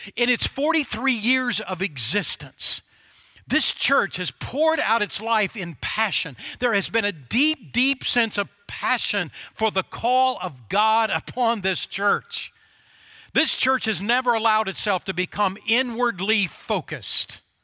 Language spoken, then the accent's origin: English; Oklahoma, United States; when I was a grade schooler growing up in Oklahoma